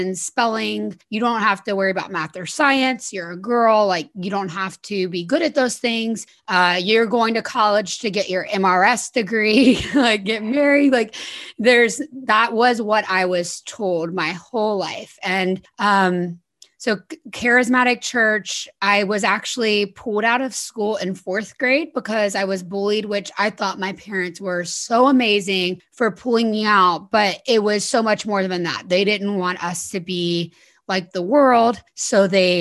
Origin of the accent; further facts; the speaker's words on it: South Louisiana, United States; I was born in South Louisiana. So very Southern, very Christian, very Republican community. And I was brought up going to political rallies